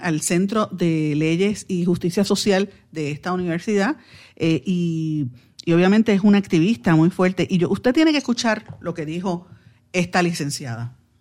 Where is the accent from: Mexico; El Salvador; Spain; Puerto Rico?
Puerto Rico